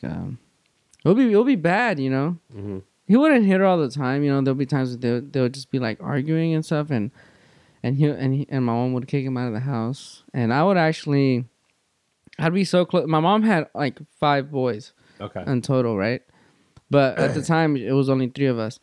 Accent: Los Angeles, California, United States; I'm born and raised in Van Nuys

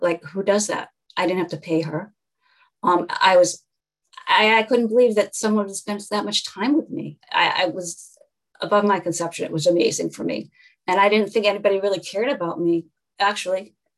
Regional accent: Newton, Massachusetts, United States; I was raised in Newton, Massachusetts

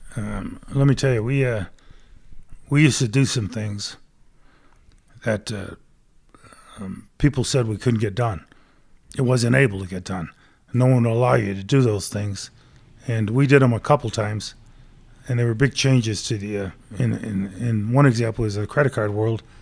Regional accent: right outside of Hartford, Connecticut, United States; moved away as an adult; now in Denver, United States; Grew up back in Connecticut, right outside of Hartford.

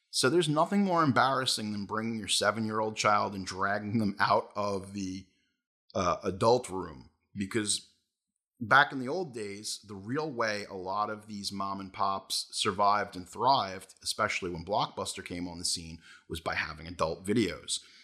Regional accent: Brentwood, New York, United States; where I grew up in Brentwood and here in New York

